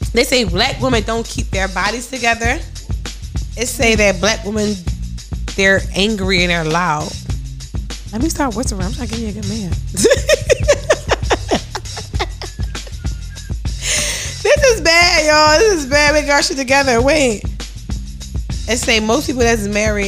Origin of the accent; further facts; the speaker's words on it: Philadelphia, Pennsylvania, United States; I'm from North Philly